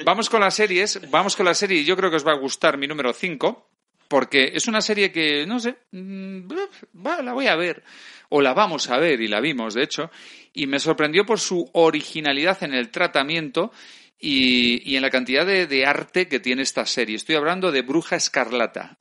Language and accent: Spanish; Spain; porque soy español